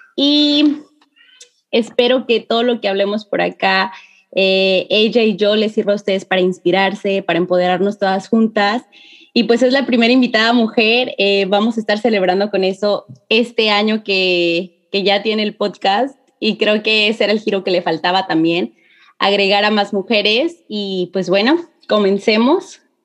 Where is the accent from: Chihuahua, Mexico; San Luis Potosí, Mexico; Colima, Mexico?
San Luis Potosí, Mexico; somos potosinas las dos.